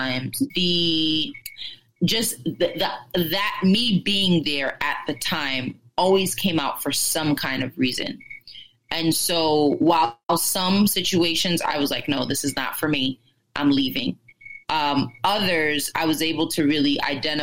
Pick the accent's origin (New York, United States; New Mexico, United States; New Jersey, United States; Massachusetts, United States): New York, United States; Spring Valley; also born or lived in Orange County, New York; I was born in Rockland County, grew up in Spring Valley. And then when I was like 2 weeks before my 14th birthday, my family moved up to Orange County